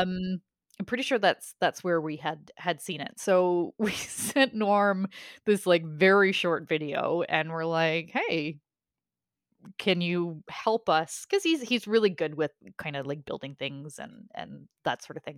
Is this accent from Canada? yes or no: yes; Canada